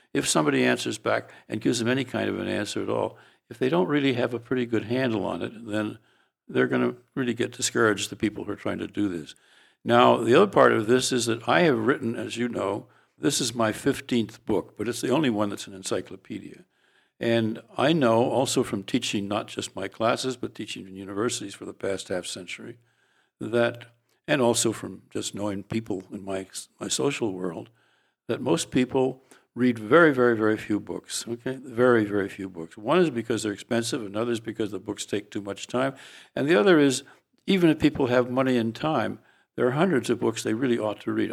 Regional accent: San Francisco, California, United States; when I went to high school in San Francisco, and I grew up in the Italian quarter, North Beach

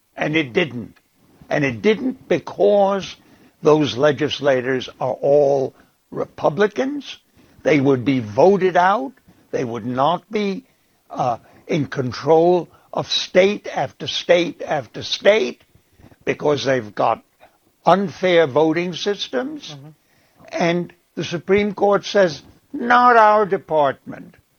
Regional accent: Prague, Czechia; now in United States; I was born in Prague

